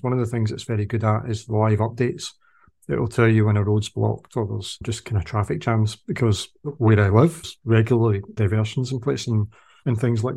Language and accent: English; Glasgow, Scotland, United Kingdom; I'm from Glasgow